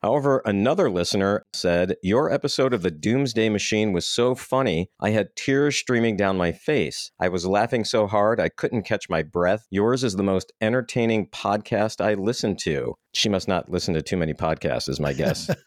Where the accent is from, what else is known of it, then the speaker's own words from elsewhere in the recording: Midwest, United States; we grew up in the Midwest